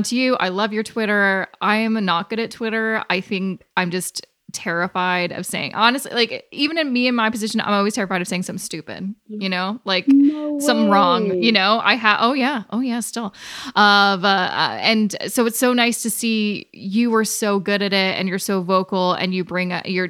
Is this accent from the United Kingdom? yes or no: no; Canada; I was born and raised in Canada and had a pretty easy life